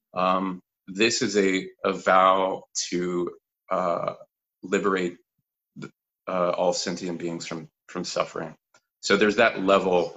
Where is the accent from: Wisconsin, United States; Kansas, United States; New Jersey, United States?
Kansas, United States; moved away; also born or lived in Fort Worth, Texas / Colorado; born and raised in Kansas, pretty much. Actually, born in, in Fort Worth, Texas